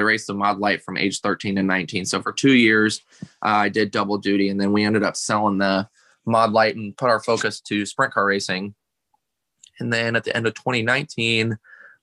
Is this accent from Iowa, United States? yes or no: yes; Iowa, United States; born or raised there